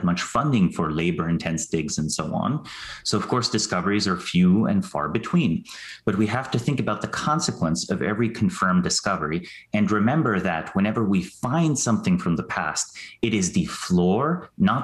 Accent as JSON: {"language": "English", "country": "Slovenia", "moved": "yes", "said": "I'm from Slovenia originally"}